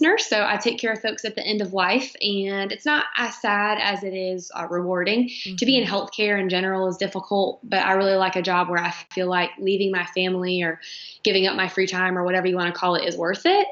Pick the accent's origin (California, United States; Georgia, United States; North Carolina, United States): North Carolina, United States; Charlotte; now in Fort Mill, United States; We were born and raised in Charlotte